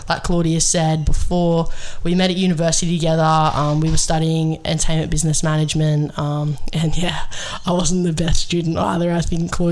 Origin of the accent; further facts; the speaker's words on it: Sydney, New South Wales, Australia; I grew up in the Sutherland Shire. I was born out that way